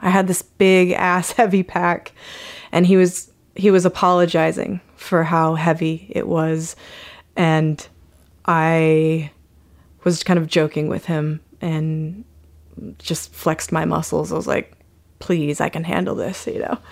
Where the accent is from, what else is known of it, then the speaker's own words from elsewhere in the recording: Utah, United States; I grew up in Utah